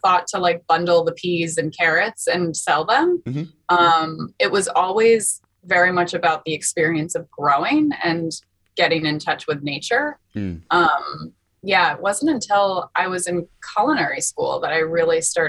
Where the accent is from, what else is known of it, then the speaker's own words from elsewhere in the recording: Longmeadow, Massachusetts, United States; also born or lived in New England; I grew up mostly in a town called Longmeadow in Western Massachusetts